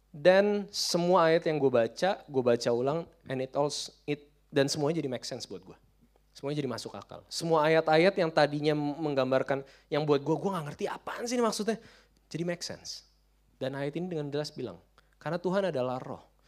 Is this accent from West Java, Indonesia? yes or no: no; Jakarta, Indonesia; kita orang Jakarta